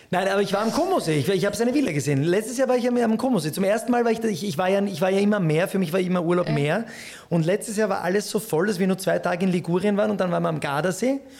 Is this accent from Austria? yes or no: yes; Vienna, Austria; Ich bin in Wien geboren.